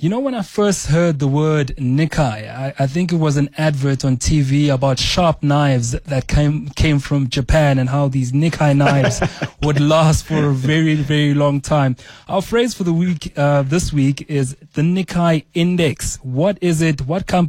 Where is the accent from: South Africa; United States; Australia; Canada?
South Africa; we are from South Africa